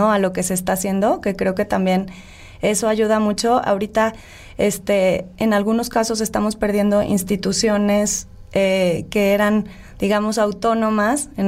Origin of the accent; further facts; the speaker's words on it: Mexico; Porque es nuestro derecho como ciudadanos mexicanos